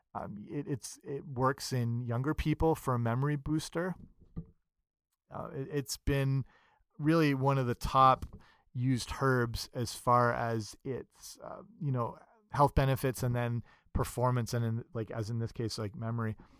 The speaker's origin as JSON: {"language": "English", "region": "England", "country": "United Kingdom", "tie": "born or raised there", "said": "I'm English and grew up in England"}